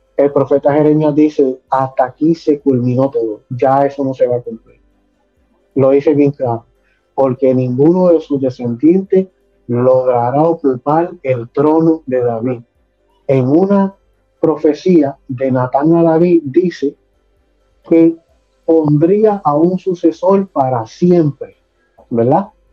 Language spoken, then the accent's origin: Spanish; San Lorenzo, Puerto Rico; also born or lived in Caguas, Puerto Rico / West Palm Beach, Florida; now in Florida, United States; Nací en la bella ciudad de a Puerto Rico, soy cagüeño, me crié en San Lorenzo y también me crié acá en West Palm Florida.